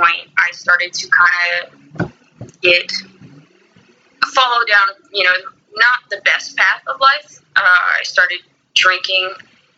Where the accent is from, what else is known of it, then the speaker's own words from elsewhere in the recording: Florida, United States; moved away as an adult; also born or lived in Costa Rica / North Carolina; I was born in Florida. I lived here for about 19 years, and then I moved out of the country